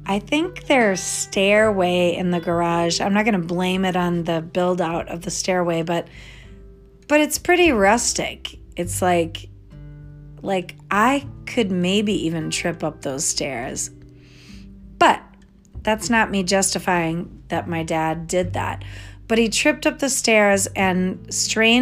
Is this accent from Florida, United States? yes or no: no; Connecticut, United States; I was born in Connecticut